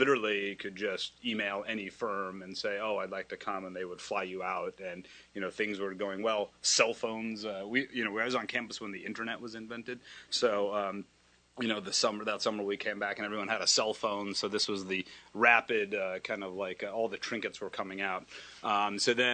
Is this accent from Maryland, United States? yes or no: no; Kansas, United States; moved away as an adult; I'm from a state called Kansas. You fly over it on your way to Napa or wherever we go. My parents are doctors from India. They kind of came over. If you know, there's a fair amount of Indian American physicians in any small town, mid large town, whatever. So I was raised there